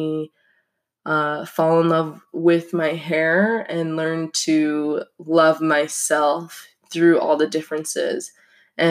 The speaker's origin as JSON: {"language": "English", "town": "Salt Lake City", "region": "Utah", "country": "United States", "tie": "born or raised there", "moved": "as an adult", "lives_now": "Pocatello, United States", "said": "I was raised in Salt Lake City, Utah"}